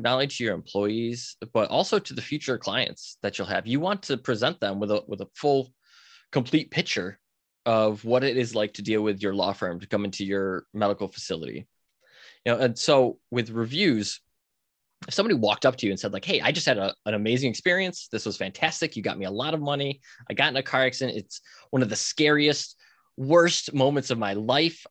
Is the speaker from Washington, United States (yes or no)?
no; Buffalo, New York, United States; I grew up outside Buffalo, New York